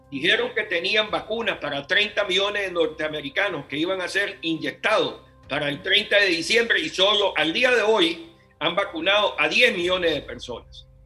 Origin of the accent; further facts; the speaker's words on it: Nicaragua; now in United States; yo soy exiliado nicaragüense, vine a los Estados Unidos en el 79